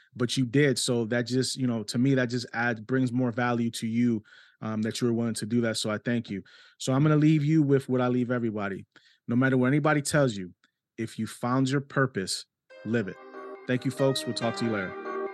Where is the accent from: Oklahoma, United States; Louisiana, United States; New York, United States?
New York, United States; New York City; accent: New York Spanish; it's a New York Spanish 'cause I was born in New York City